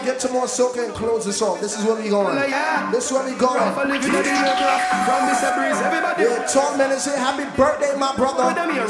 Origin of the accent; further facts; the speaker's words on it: United Kingdom; my father moved to the UK, so I'm from the Great Britain and I'm from Jamaica too.